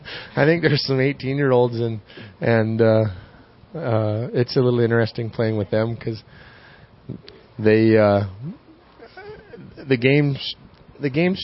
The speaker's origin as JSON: {"language": "English", "area": "2 hours from Saskatoon", "region": "Saskatchewan", "country": "Canada", "tie": "born or raised there", "said": "we're 2 hours from Saskatoon"}